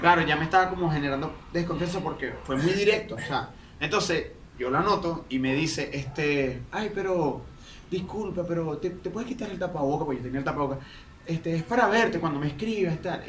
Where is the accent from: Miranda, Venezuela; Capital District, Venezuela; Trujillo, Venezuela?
Miranda, Venezuela; Valles del Tuy; moved away; soy de los Valles del Tuy